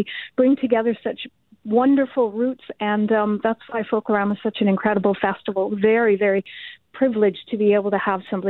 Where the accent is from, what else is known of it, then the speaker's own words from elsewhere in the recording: Ireland; I think we're happy to celebrate being Irish, and we're delighted that other people are happy to celebrate with us.